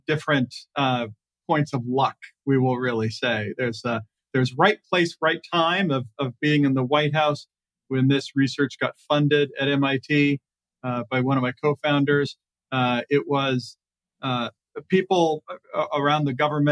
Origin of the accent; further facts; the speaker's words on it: United States; we as American taxpayers